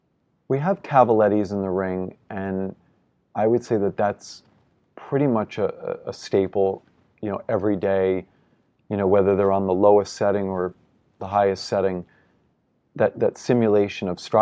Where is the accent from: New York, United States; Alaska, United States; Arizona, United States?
New York, United States; But as a New Yorker, I've yet to see him compete and finish what is the most important to him.